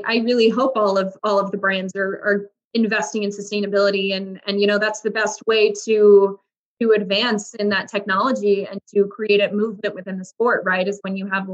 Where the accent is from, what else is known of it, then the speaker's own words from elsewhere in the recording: New Mexico, United States; I grew up in New Mexico